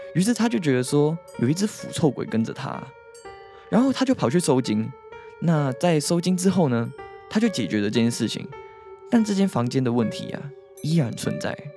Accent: Hong Kong; now in Taiwan; 因为我以前在香港

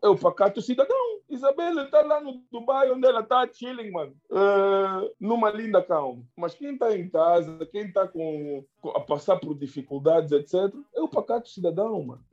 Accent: Angola; nós angolanos

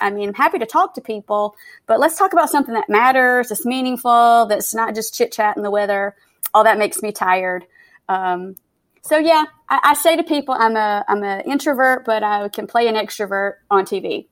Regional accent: Macon, Georgia, United States; moved away as an adult; now in Austin, United States; I am originally from Georgia. I grew up in the Macon area of Georgia, and I now live in Austin.

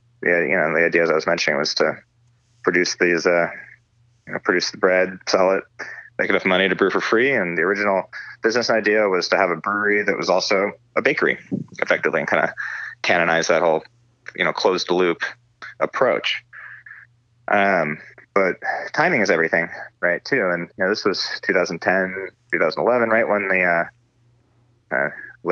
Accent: Northern California, United States; also born or lived in Los Angeles, California; I grew up in Northern California

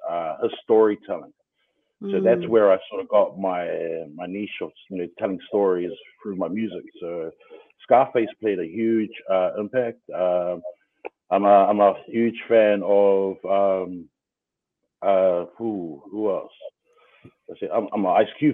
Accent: Auckland, New Zealand; born and bred in Otara

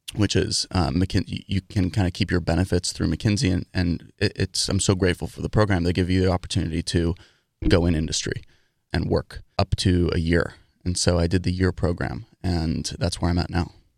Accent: New York City, New York, United States; moved away as an adult; also born or lived in Dartmouth; I grew up in New York City, in Manhattan, living in an apartment, taking the subway to school

